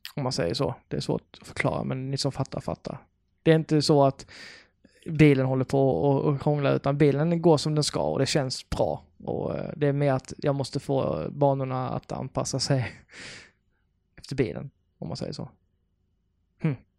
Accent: Karlshamn, Blekinge, Sweden; now in Lund, Sweden; jag kommer från Karlshamn i Blekinge

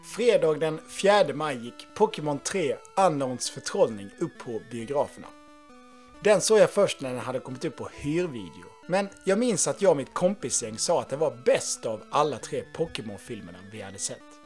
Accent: Halmstad, Halland County, Sweden; min hemstad Halmstad

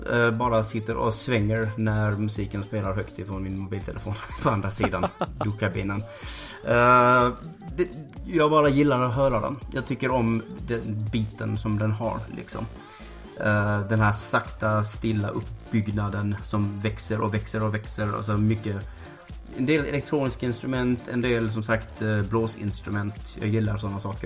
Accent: Malmö, Skåne, Sweden; Där jag kommer ifrån i Malmö så hade vi ganska nära bakom våra skola

